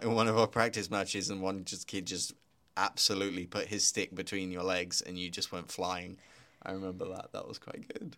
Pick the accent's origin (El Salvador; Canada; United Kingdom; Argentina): United Kingdom; moved away; also born or lived in Slovakia; I'm British, as you may hear, but also half Slovak